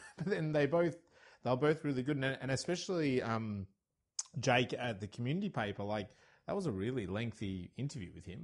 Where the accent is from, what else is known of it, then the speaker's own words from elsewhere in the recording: Australia; I'm Australian